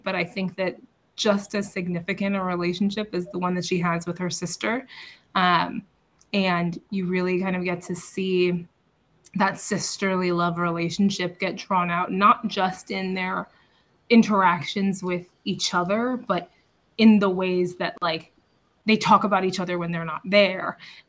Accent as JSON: {"language": "English", "region": "Illinois", "country": "United States", "said": "I'm from Illinois, so I relate to you spiritually."}